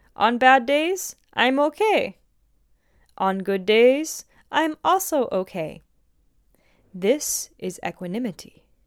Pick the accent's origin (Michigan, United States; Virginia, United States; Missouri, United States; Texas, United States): Missouri, United States; St. Louis; I'm from Saint Louis, where there's, like, lots of farmer type people around